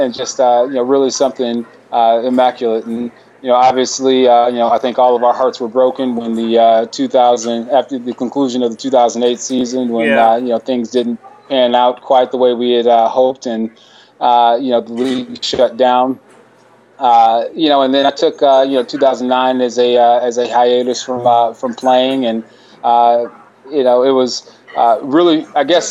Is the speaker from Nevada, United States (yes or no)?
no; St. Louis, Missouri, United States; growing up in St. Louis, Missouri